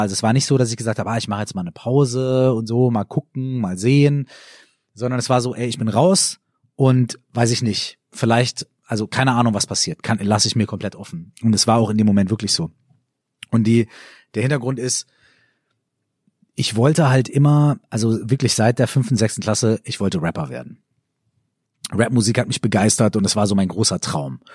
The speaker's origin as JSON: {"language": "German", "town": "Minden", "region": "North Rhine-Westphalia", "country": "Germany", "also_born_or_lived": "Cologne", "moved": "yes", "said": "ich komme ja aus Ostwestfalen, also aus Minden, und bei uns hat das Bier dann immer so mindestens 0,3, ja. Und als ich nach Köln gezogen bin"}